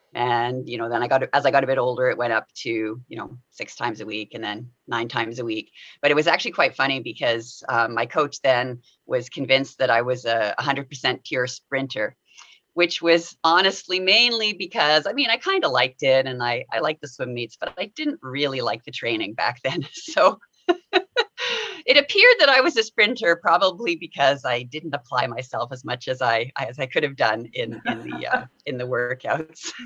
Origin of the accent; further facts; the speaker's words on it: Winnipeg, Manitoba, Canada; I grew up in Winnipeg